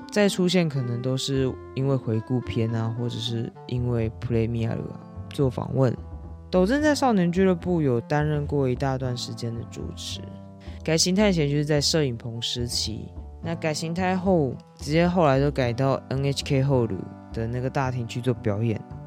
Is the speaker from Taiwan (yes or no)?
yes; Taiwan